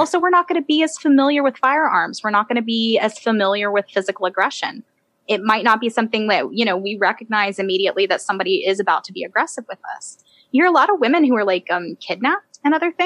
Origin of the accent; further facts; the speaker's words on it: United States; also born or lived in Michigan, United States / Georgia, United States; I grew up in Georgia. So, well, partially in Michigan, partially in Georgia